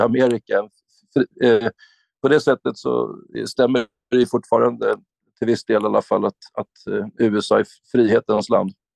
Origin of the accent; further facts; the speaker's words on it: Sweden; här i vårt land, Sverige